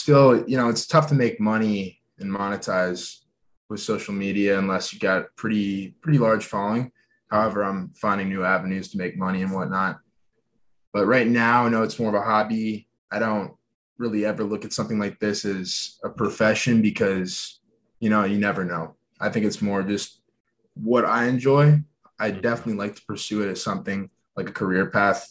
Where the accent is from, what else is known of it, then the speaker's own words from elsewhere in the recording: Minneapolis, Minnesota, United States; also born or lived in Boulder, Colorado; Minneapolis, Minnesota, that's where I grew up and still living here